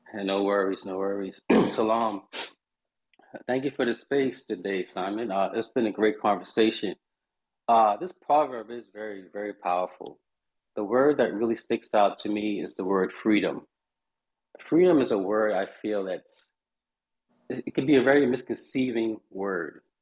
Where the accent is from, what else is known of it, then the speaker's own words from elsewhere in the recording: Charleston, South Carolina, United States; I'm calling from Charleston, South Carolina, where I'm from